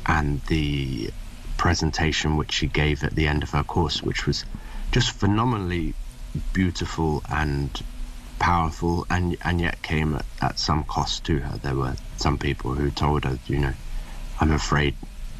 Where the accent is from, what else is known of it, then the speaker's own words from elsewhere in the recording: England, United Kingdom; moved back to England where I was born.